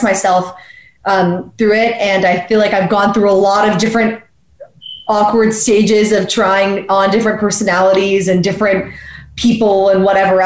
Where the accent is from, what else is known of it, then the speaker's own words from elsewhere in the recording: New York, United States; I grew up in New York